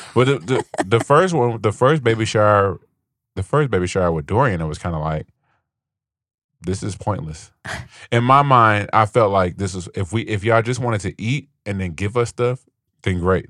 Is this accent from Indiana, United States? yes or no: yes; Gary, Indiana, United States; I grew up I was in Gary